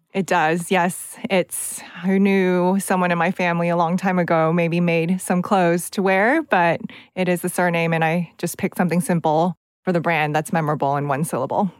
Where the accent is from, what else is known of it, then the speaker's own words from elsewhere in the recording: United States; accent: American; moved away; also born or lived in California; I did a lot of student government growing up in the United States